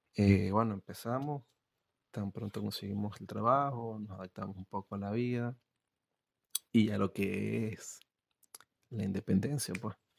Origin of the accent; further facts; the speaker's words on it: Venezuela; moved away as an adult; now in Argentina; soy venezolano y emigré a Argentina dejé la universidad